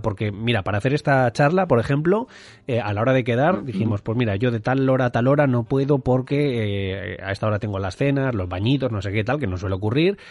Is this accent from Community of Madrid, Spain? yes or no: yes; Madrid, Community of Madrid, Spain; moved away as an adult; now in Mallorca, Spain; yo soy madrileño, ahora mismo eh, viviendo en Mallorca